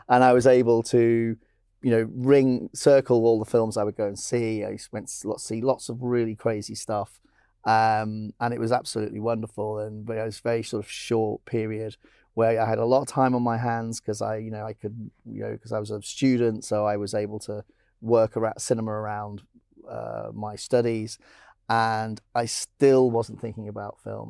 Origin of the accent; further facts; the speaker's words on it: Blackpool, North West England, United Kingdom; I grew up in Blackpool